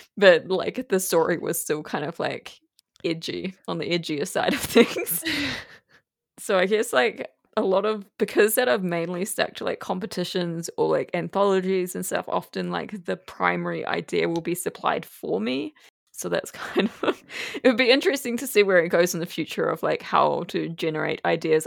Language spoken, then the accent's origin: English; New Zealand; growing up in New Zealand